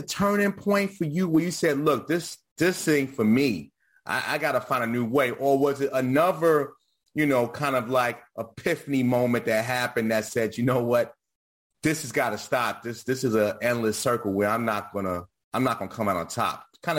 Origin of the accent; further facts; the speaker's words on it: New York City, New York, United States; we're from the Bronx, New York